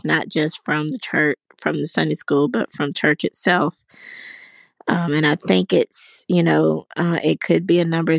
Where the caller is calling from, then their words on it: Pinson, Alabama, United States; I'm calling from Pinson, Alabama.